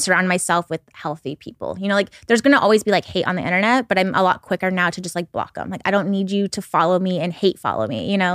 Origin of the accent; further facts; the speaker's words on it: Pacific Northwest, United States; I'm from the Pacific Northwest